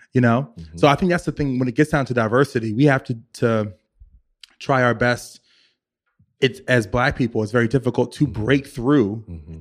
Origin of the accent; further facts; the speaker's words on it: Richmond, Virginia, United States; now in New York City, United States; I'm from Virginia, I'm from Richmond.